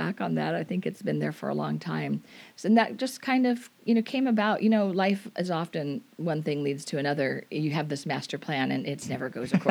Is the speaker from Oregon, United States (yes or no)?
yes; Portland, Oregon, United States; moved away as an adult; also born or lived in Southern California / Washington State; now in Washington, United States; Well, the first part of my life, I was born in Southern California. Okay. And then shortly after that, we moved to the Portland, Oregon area. So I was there through my high school years. And then ever since attending college, I've been in Washington State.